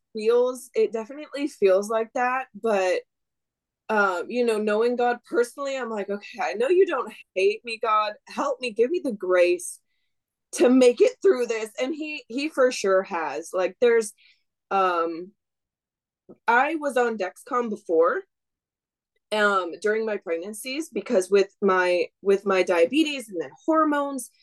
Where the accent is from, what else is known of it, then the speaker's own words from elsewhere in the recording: Wisconsin, United States; moved away as an adult; now in Washington, United States; I grew up in Wisconsin